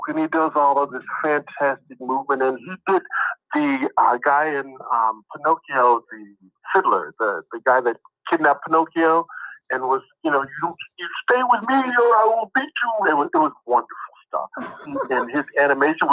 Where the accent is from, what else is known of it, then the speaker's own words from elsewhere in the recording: Kansas City, Missouri, United States; moved away as an adult; now in California, United States; We live in Kansas City